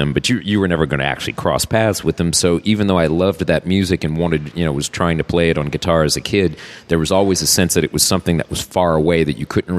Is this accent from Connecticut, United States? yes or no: no; Norco, Louisiana, United States; I wasn't an urban kid. I grew up in Norco, which is just outside of the city. So I wouldn't say rural or suburban, but it would be what up north they would call townies. We were townies, really.